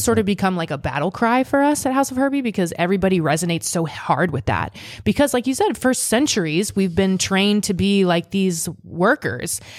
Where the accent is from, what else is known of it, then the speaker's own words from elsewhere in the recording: Seward, Nebraska, United States; moved away; also born or lived in Boston; I came from Nebraska.